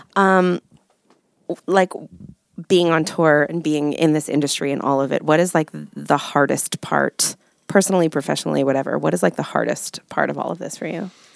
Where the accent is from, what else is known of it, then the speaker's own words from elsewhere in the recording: New York, United States; I'm a New Yorker